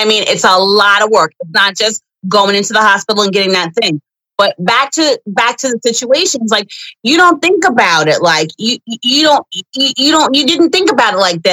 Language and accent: English; New York, United States; I'm from New York, so I always participated in the Pride Parade